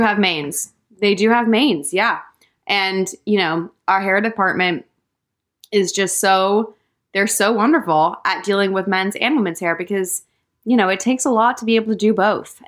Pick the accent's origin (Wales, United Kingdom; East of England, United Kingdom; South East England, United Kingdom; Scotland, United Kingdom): South East England, United Kingdom; West Sussex; I was born in West Sussex in England, in the countryside, and I grew up there